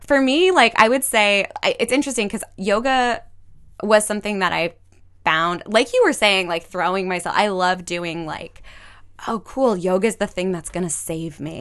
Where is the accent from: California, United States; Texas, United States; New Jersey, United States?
California, United States; Glendale; moved away; I grew up in Glendale